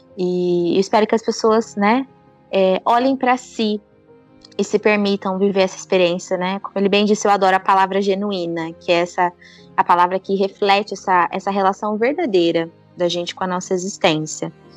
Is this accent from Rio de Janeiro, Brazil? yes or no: no; Ribeirão Preto, São Paulo, Brazil; eu sou do interior de São Paulo, de Ribeirão Preto